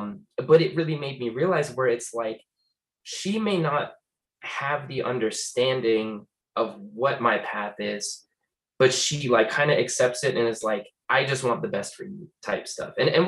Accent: New York, United States; also born or lived in Florida; now in Las Vegas, United States; I usually claim New York and Florida, because that's where I spent the most time growing up. I moved around quite a bit, but like, East Coast probably is like heaviest influence over my life

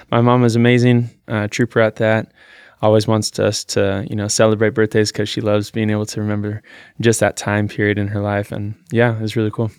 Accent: Salem, Oregon, United States; I was born here in Salem, Oregon

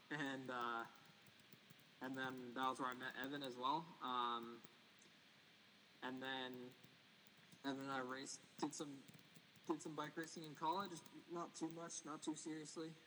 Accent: a small town outside of Portland, Maine, United States; I grew up in Maine, a small town outside of Portland.

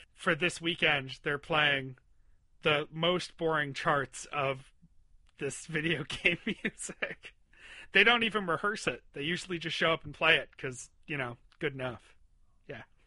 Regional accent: Western New York, United States; where I was growing up in Western New York

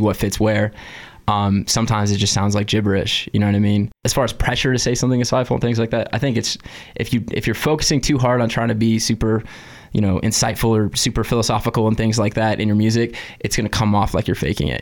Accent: California, United States; moved away; I'm from California originally

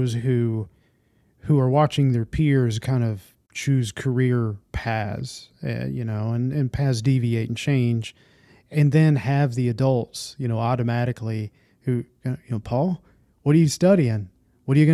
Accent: Nashville, Tennessee, United States; moved away; growing up in the Nashville area

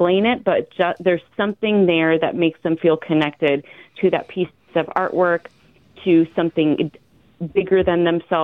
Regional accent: Clinton, Iowa, United States; I'm like a born and bred Iowan. I was born and raised in Clinton, Iowa, and I left for several years and just moved back to the area in like 2016, 2017

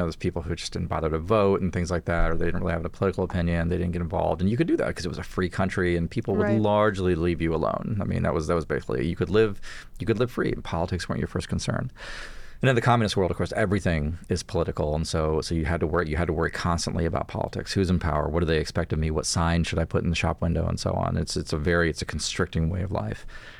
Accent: Texas, United States; first language Spanish; English is a second language; You know, my first language is Spanish, and I'm from South Texas, but I'm 100% American

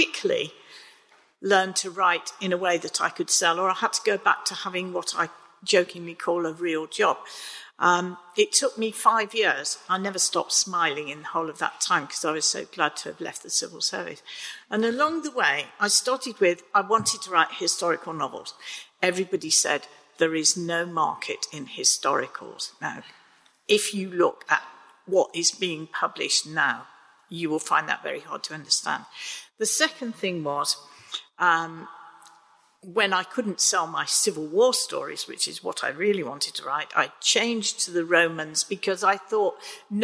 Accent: Birmingham, West Midlands, United Kingdom; accent: Brummie; I was born and bred in Birmingham

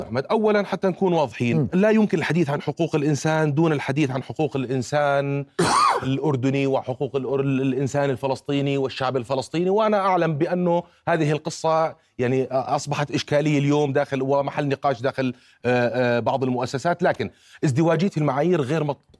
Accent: Jordan

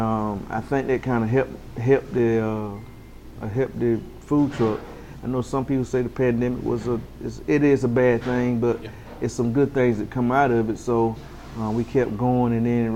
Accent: Farmville, North Carolina, United States; I'm from Farmville, you know, I graduated from Farm Central

